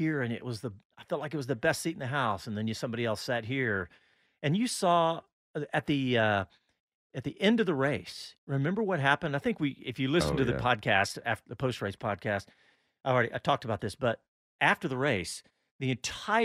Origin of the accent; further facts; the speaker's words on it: Austin, Texas, United States; I'm from Austin